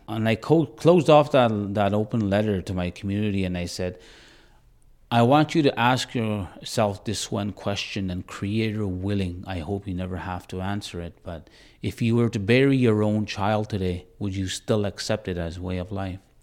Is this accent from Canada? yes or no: yes; Bigstone Cree Nation, Northern Alberta, Canada; moved away; I'm originally from Northern Alberta, from a reserve called Big Stone Crane Nation.